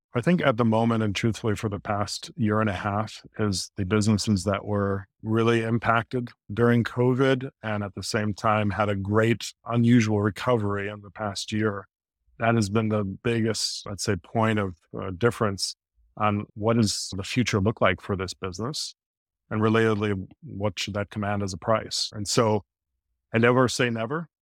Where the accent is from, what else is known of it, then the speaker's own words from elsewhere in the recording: Midwest, United States; now in New York area, United States; I'm from the Midwest